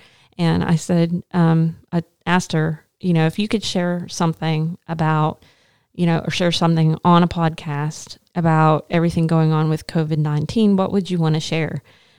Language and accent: English; Arkansas, United States; Again, I'm coming from Arkansas, so we call it the pollening.